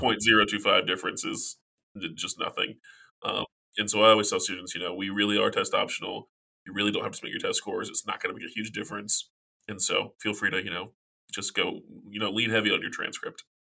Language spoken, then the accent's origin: English; South Carolina, United States; now in Virginia, United States; I'm originally from South Carolina